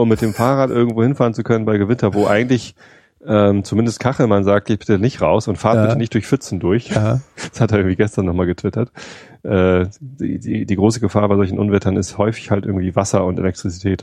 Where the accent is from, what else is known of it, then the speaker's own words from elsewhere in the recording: Germany; ich bin Wessi